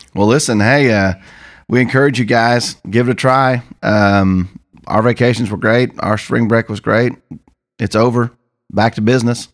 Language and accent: English; Missouri, United States; also born or lived in Oklahoma; I come from Missouri